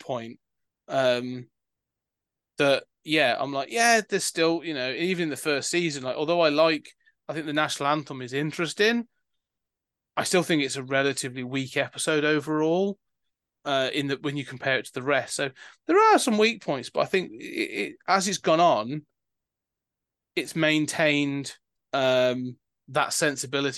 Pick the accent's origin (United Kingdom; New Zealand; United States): United Kingdom